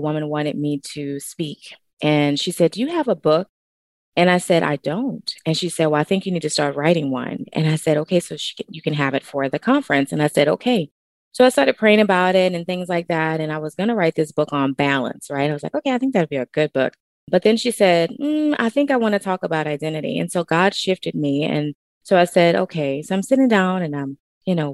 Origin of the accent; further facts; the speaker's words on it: New Orleans, Louisiana, United States; moved away as an adult; now in Texas, United States; I'm originally from New Orleans, Louisiana, and born and raised